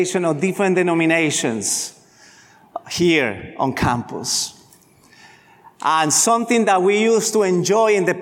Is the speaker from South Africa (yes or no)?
no; Colombia; moved away; I grew up in Colombia, in Latin America